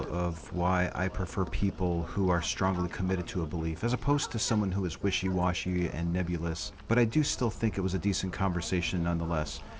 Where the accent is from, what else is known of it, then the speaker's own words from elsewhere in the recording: Texas, United States; I'm, vi- I'm visiting from Texas, okay.